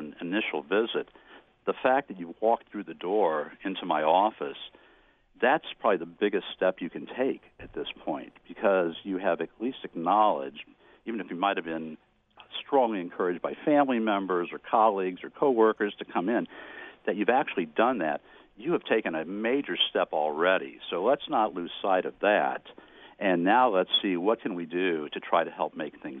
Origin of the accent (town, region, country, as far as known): Kansas City, Missouri, United States; born or raised there